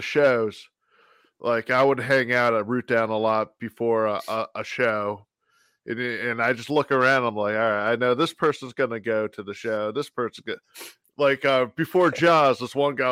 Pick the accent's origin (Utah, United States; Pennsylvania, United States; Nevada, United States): Pennsylvania, United States; Bucks County; moved away as an adult; now in Phoenixville, United States; I'm actually from Bucks County